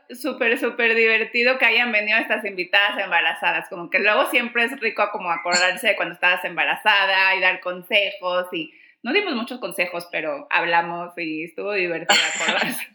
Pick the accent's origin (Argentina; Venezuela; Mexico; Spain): Mexico; San Pedro Garza García, Nuevo León; la niña de San Pedro, ya les dije que yo soy de San